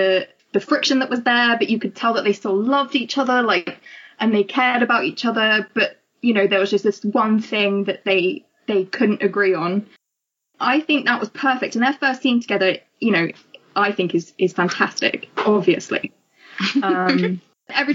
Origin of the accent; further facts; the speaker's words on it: England, United Kingdom; I'm from England, obviously, as you can tell from my accent.